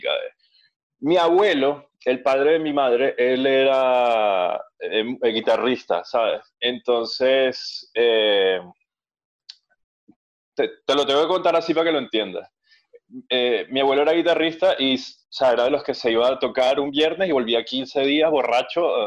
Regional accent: Venezuela; moved away; yo dejé oficialmente de tocar en … eh, en, 2017, cuando me fui de Venezuela.

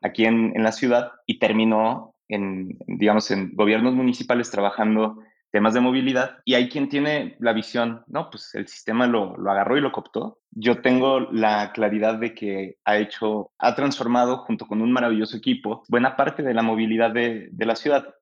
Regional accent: Mexico; nuestro país

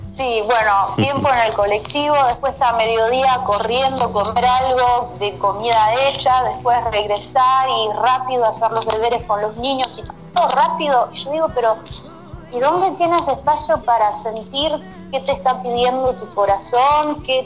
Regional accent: Uruguay; accent: rioplatense; moved away; also born or lived in Switzerland; agarré el acento rioplatense porque tuve la suerte de vivir 5 o 6 años en Uruguay cuando era

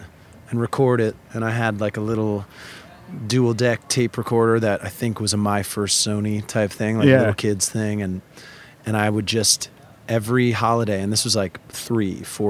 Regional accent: Vermont, United States; also born or lived in Connecticut; I'm from Connecticut in the sense that I was born in Connecticut. A lot of my family is from there. Both of my parents grew up there. But I did most of my growing up in Vermont.

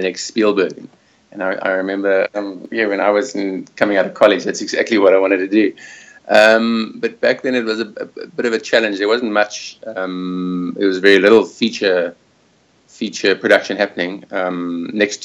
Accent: Johannesburg, Gauteng, South Africa; moved away as an adult; also born or lived in Springs / Cape Town; now in Australia; I am originally from Johannesburg, born in Springs, which is deep south, south of Joburg, and then moved to Cape Town about 20 years, going on 20 years ago

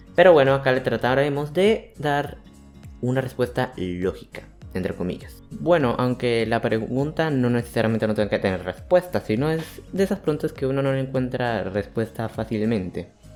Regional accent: Santander, Colombia; vivo en Colombia, Santander para ser precisos, o sea, soy un cachaco

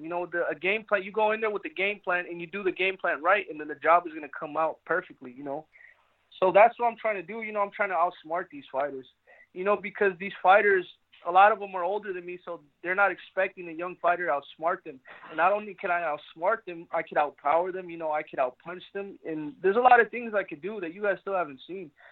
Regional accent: Phoenix, Arizona, United States; I'm from Phoenix, Arizona

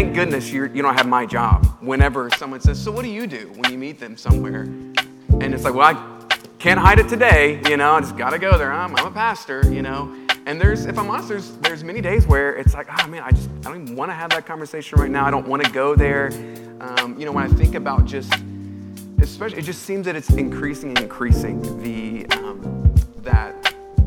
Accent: United States; as an American

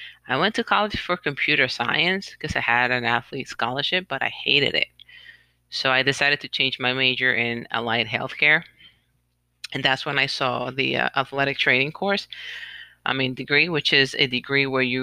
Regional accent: Puerto Rico; moved away as an adult; also born or lived in United States; now in New York, United States; I was born in the United States, but I was raised in Puerto Rico my whole life. So I lived in Puerto Rico since I was 5, and I decided to move back to the States when I was 27.

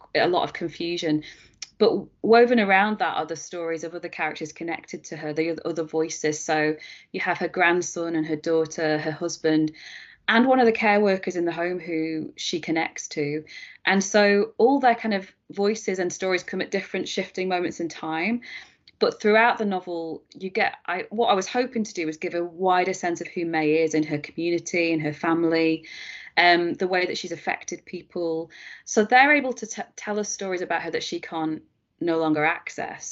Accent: Preston, North West England, United Kingdom; Preston, which is my hometown

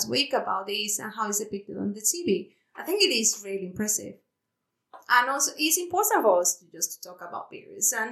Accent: Mexico; English is a second language; moved away as an adult; now in United Kingdom; I'm from Mexico. I live in the UK for more than 10 years, actually

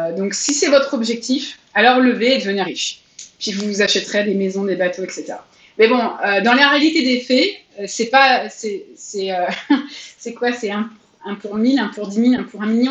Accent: France; je suis française

